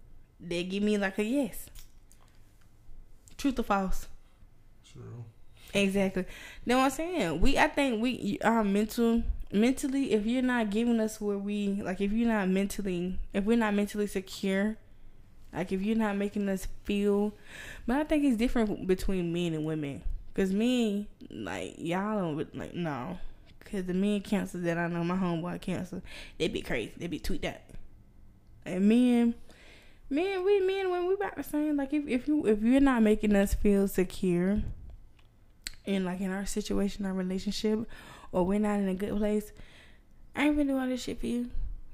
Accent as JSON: {"language": "English", "town": "Roberta", "region": "Georgia", "country": "United States", "said": "I'm from Roberta. They ain't never cooked that shit like that."}